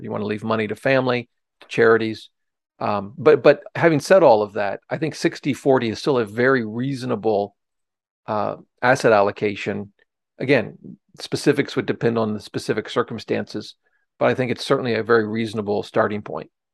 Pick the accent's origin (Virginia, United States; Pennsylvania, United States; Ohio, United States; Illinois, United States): Ohio, United States; now in Washington, D.C., United States; I grew up in Ohio, uh, but, uh, I practiced law or did here in, in Washington, D C